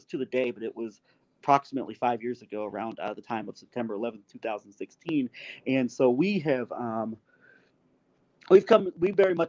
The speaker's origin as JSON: {"language": "English", "country": "United States", "said": "speaking as an American"}